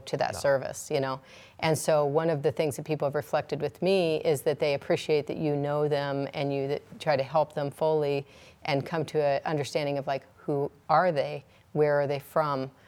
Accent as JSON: {"language": "English", "area": "30 miles outside of Edgemont", "region": "South Dakota", "country": "United States", "tie": "born or raised there", "said": "I grew up 30 miles outside of Edgemont between, you know, Harrison, Nebraska and Edgemont, South Dakota"}